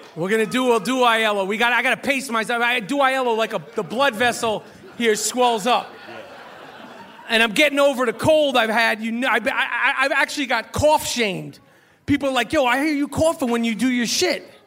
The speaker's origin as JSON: {"language": "English", "town": "New York City", "region": "New York", "country": "United States", "tie": "born or raised there", "said": "growing up in New York"}